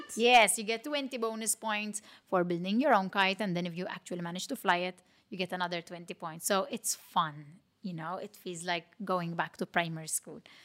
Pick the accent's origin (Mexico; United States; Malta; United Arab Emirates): Malta; accent: Matab girl; my Matab girl accent